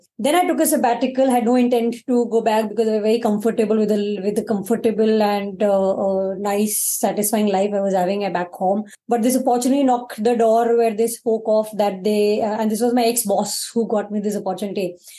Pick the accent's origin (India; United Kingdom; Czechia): India; Mumbai, Maharashtra; Bandra. Done my graduation from NM, which is in Ville Parle. Completely born and brought up in Mumbai.